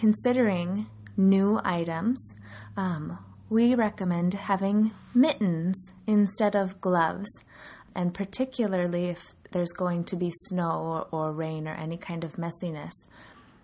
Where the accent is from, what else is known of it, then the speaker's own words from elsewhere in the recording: California, United States; now in Sioux Falls, United States; where I grew up in California, there's not going to be snow